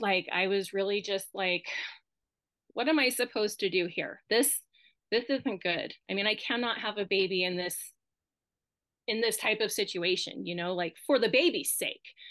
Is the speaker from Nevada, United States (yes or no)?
yes; Winnemucca, Nevada, United States; moved away as an adult; now in Reno, United States; we grew up in Winnemucca